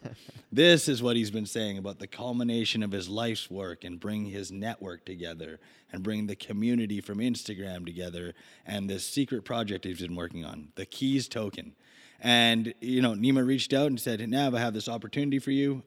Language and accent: English; Vancouver, British Columbia, Canada; I grew up in Vancouver